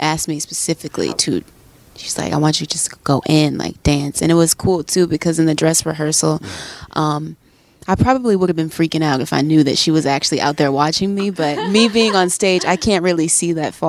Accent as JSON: {"language": "English", "town": "New Orleans", "region": "Louisiana", "country": "United States", "tie": "born or raised there", "also_born_or_lived": "Atlanta / Texas", "said": "I was born in Atlanta. I moved probably to New Orleans around like a few months."}